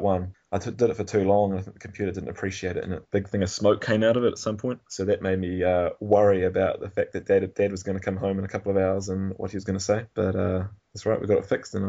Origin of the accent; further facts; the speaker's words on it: Nelson, New Zealand; I'm from Nelson, which is a pretty small town, and Christchurch was the big smoke for me.